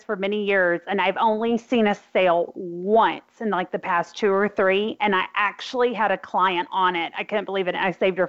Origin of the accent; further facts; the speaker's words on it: Arkansas, United States; accent: Arkansan; my Arkansan accent